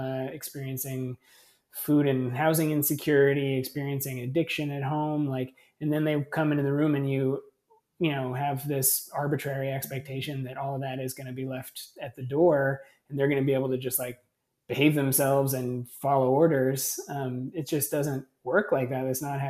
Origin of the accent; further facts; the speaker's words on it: California, United States; And I was this lunatic from California who had all these weird progressive ideas about education.